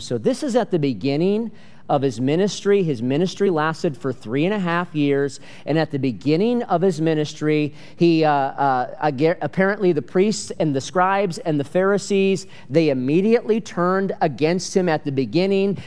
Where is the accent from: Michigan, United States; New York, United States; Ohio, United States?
Michigan, United States; growing up in Michigan